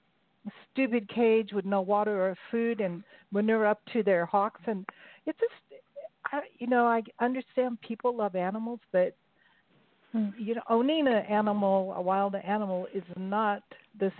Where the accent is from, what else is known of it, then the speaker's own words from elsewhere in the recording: Los Angeles, California, United States; I grew up in Hollywood